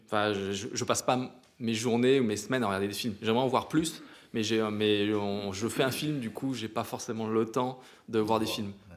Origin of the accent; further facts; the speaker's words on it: Provence-Alpes-Côte d'Azur, France; on vient des montagnes